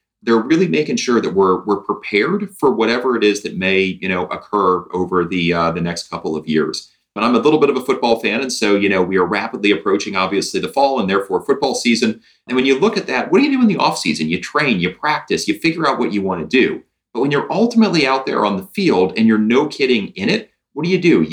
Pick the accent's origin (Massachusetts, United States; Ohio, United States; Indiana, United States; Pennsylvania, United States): Indiana, United States; I'm a Hoosier by birth